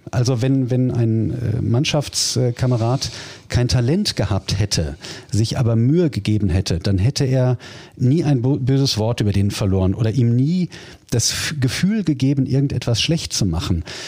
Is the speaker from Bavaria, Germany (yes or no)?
no; Duisburg, North Rhine-Westphalia, Germany; Ich bin ja gebürtiger Duisburger